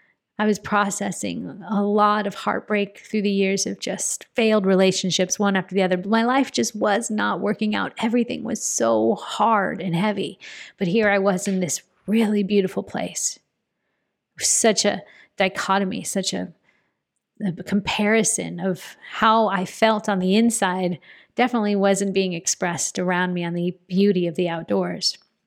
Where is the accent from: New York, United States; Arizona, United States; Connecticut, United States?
Arizona, United States; Phoenix; I'm a girl from Central Phoenix, Arizona, who did not grow up camping, going outdoors.